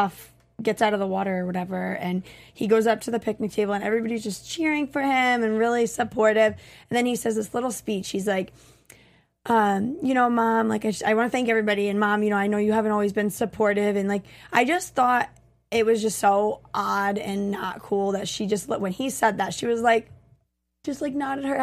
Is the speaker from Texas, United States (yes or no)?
no; Connecticut, United States